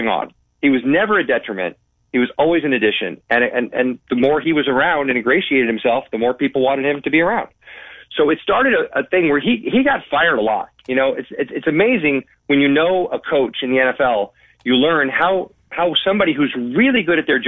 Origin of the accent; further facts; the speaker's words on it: Bay Area, California, United States; also born or lived in St. Louis; I'm from the Bay Area.